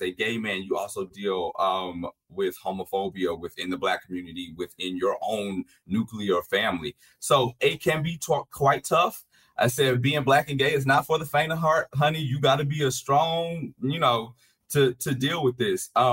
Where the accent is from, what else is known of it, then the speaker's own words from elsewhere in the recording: Louisiana, United States; I'm from Louisiana, so I'm from the Deep South